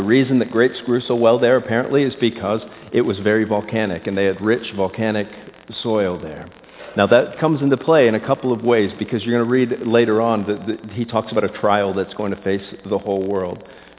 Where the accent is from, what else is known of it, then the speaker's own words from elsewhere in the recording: Florida, United States; moved away; I was born and raised in Florida